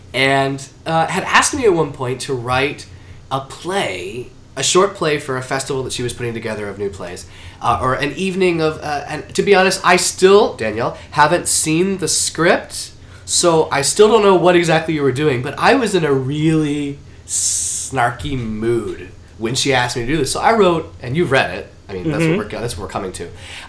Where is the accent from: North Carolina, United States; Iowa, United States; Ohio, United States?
North Carolina, United States; Charlotte; I'm from South USA. My father, who just recently retired, was in the real estate department of Norfolk Southern Railways and spent his whole career and my family moving from regional office to regional office.